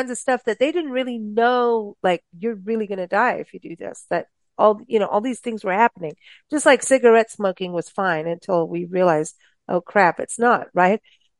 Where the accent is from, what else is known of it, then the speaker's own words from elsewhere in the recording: South Africa; moved away as an adult; now in United States; And even in growing up in South Africa, I couldn't wait to come back to the States. I left as a baby, but lived all over and came back and at 19.